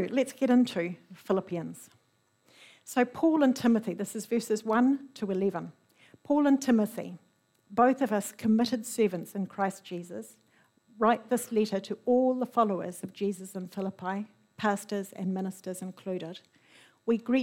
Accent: New Zealand; as a New Zealander

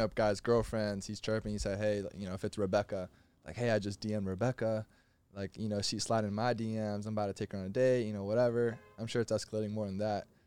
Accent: Florida, United States; I'm from Florida.

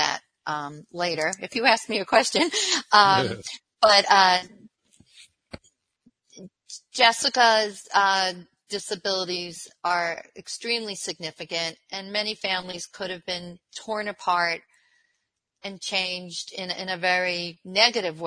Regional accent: Long Island, New York, United States; moved away as an adult; also born or lived in Miami, United States; now in Buffalo, United States; I'm originally from Long Island

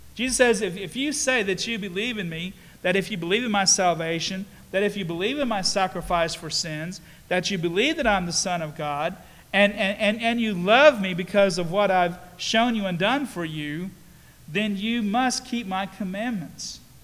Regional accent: Statesville, North Carolina, United States; I grew up in Mount Sinai Church in Statesville

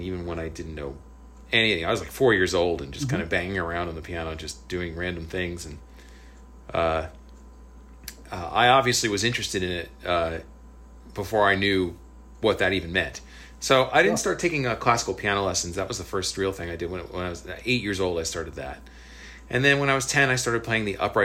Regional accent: New Jersey, United States; moved away as an adult; also born or lived in Berkeley / Los Angeles; in my high school class in New Jersey

